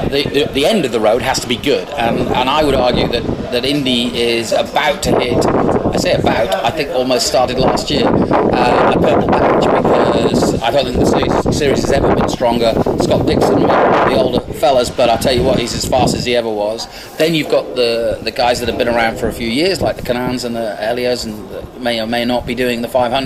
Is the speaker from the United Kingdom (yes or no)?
yes; England, United Kingdom; now in United States; I'm an Englishman, but I've lived in the States for a long time